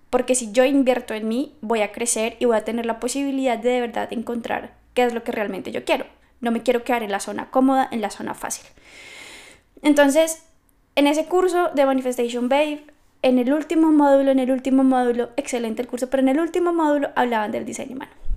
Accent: Bogotá, Colombia; moved away as an adult; now in Scotland; soy colombiana, soy de Bogotá, pero llevo creo que 9, 10 años fuera del país

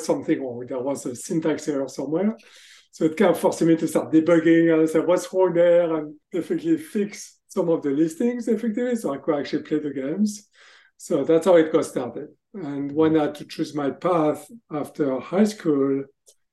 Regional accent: France; accent: French; English is a second language; moved away as an adult; also born or lived in Texas, United States; now in Boston, United States; As you can hear from my accent, actually, I'm from France. So I grew up in France, but I spent most of my professional careers in the US

